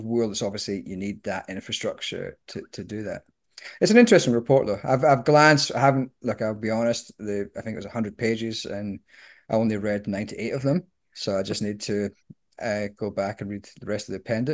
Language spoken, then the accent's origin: English; Scotland, United Kingdom; now in Australia; I'm a Scottish socialist